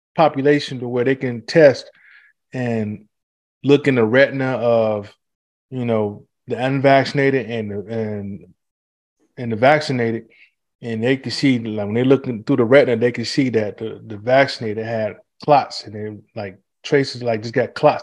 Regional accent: Detroit, Michigan, United States; growing up in Detroit

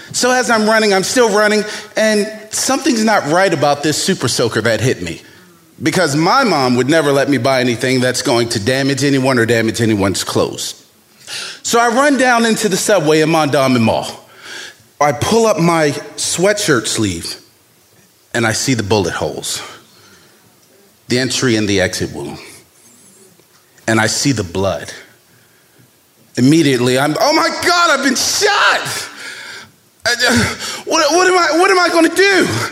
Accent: Baltimore, Maryland, United States; young black man growing up in Baltimore

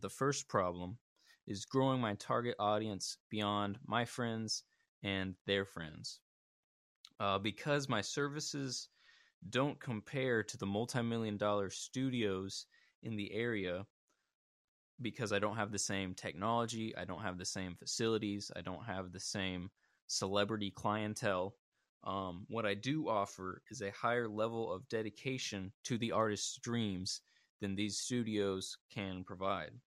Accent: Birmingham, Alabama, United States; I'm from Birmingham, Alabama

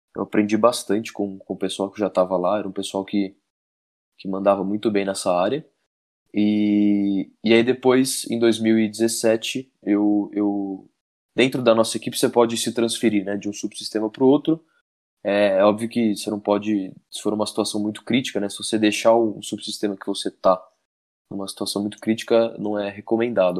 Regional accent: Campinas, São Paulo, Brazil; moved away as an adult; mas depois eu morei muito tempo em Campinas. Eu morei em Campinas até os meus pais, quando eu era bem pequeno, meu pai, meus pais se separaram

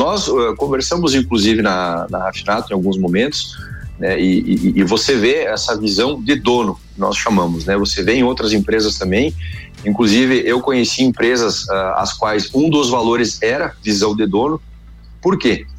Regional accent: Erechim, Rio Grande do Sul, Brazil; moved away as an adult; now in Chapecó, Brazil; Eu sou natural de Erechim, no Rio Grande do Sul.

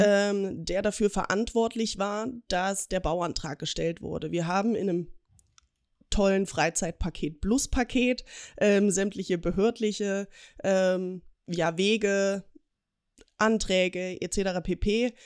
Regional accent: Ilmenau, Thuringia, Germany; moved away as an adult; now in Augsburg, Germany; komme gebürtig aus Thüringen, aus dem schönen Ilmenau und wohne aber jetzt seit zwei Jahren mit meiner Familie zusammen in Augsburg

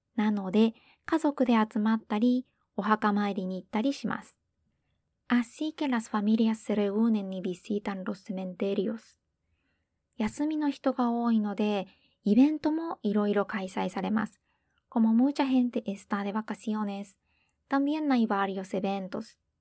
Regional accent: Hiroshima, Japan; 広島人としては

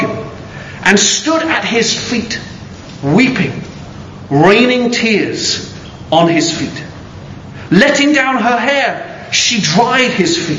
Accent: United Kingdom; I am British

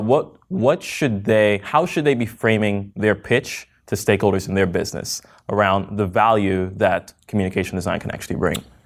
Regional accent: New York, United States; moved away as an adult; now in San Francisco, United States; I was born in New York

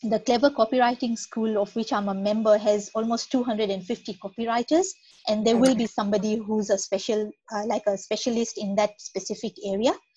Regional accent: Kenya; moved away as an adult; also born or lived in Nairobi / Perth, Western Australia; now in Australia; I'm from Kenya, which is in East Africa.

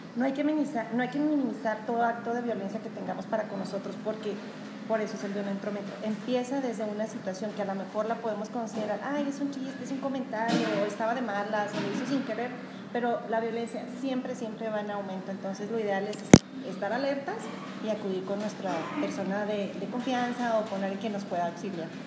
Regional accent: Mexico; como Estado mexicano

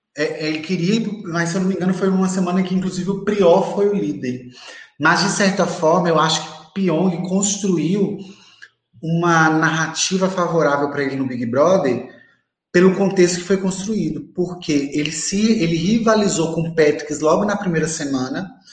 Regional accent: Montes Claros, Minas Gerais, Brazil

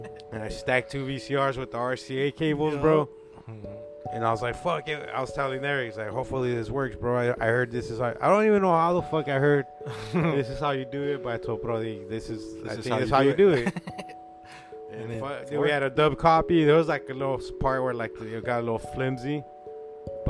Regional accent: California, United States; we grew up in Cali

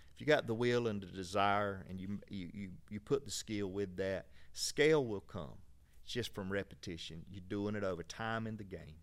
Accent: Valdosta, Georgia, United States; we're from Valdosta, so not far from here

